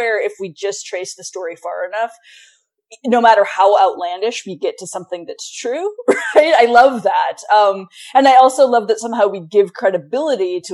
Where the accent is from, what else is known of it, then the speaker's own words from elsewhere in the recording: Montana, United States; moved away as an adult; I grew up in Montana